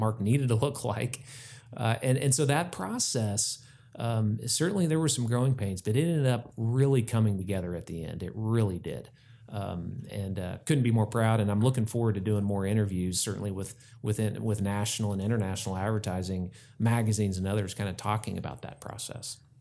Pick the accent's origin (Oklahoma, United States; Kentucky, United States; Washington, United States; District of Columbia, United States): Oklahoma, United States; Tulsa; I grew up in Tulsa